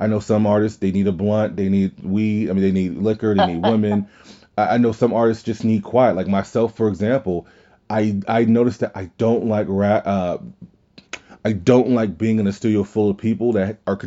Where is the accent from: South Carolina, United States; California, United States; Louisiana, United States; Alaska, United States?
Louisiana, United States; We're all from Louisiana